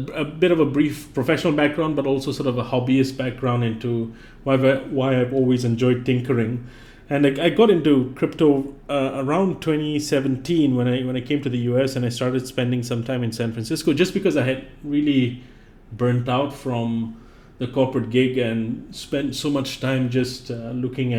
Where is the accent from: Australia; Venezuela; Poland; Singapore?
Singapore; moved away as an adult; now in United States; I grew up in Singapore